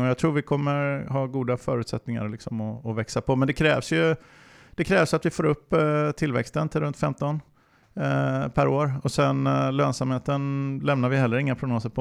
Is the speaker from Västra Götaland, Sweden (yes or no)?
yes; Alingsås, Västra Götaland, Sweden; now in Linköping, Sweden; jag kommer från Alingsås utanför eh, Göteborg. Men jag har bott i Linköping superlänge, sen ehm, sedan 90-talet